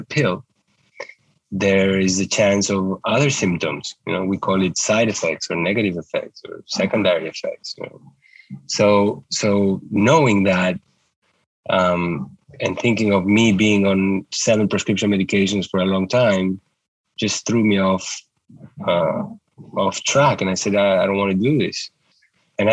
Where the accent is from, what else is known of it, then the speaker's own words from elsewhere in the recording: Uruguay; moved away as an adult; also born or lived in New York; I grew up in Uruguay, where I went to medical school